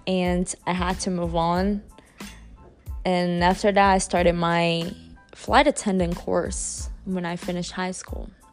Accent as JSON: {"language": "English", "region": "São Paulo", "country": "Brazil", "tie": "born or raised there", "said": "I was born in Brazil"}